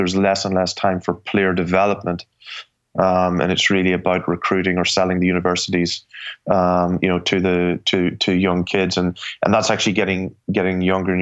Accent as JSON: {"language": "English", "country": "Ireland", "tie": "born or raised there", "also_born_or_lived": "New York", "moved": "as an adult", "lives_now": "United States", "said": "I was raised in Ireland"}